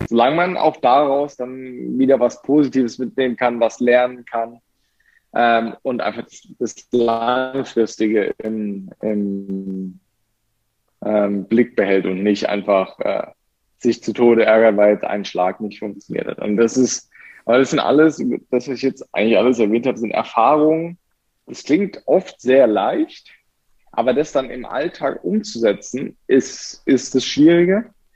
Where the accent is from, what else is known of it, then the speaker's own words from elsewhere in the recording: Germany; bei uns in Deutschland